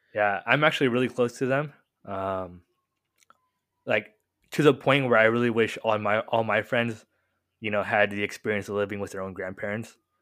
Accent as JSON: {"language": "English", "town": "Murrieta", "region": "California", "country": "United States", "tie": "born or raised there", "said": "born and raised in Murrieta, uh, I'm pretty sure most listeners don't know where Murrieta is, but next to Temecula"}